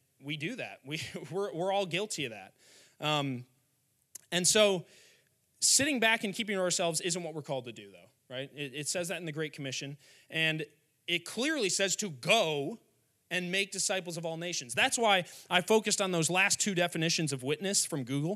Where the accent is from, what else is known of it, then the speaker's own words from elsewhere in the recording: Wheaton, Illinois, United States; went to a high school in my hometown called Wheaton Academy